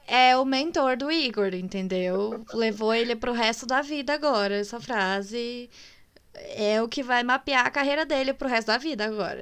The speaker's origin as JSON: {"language": "Portuguese", "region": "Minas Gerais", "country": "Brazil", "said": "eu sou de Minas"}